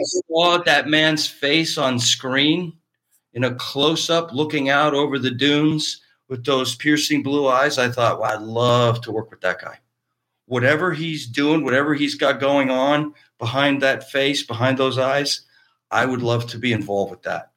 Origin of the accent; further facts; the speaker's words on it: Cardinal, Ontario, Canada; moved away as an adult; now in Los Angeles, United States; A little town in Eastern Ontario called Cardinal, Cardinal, Ontario.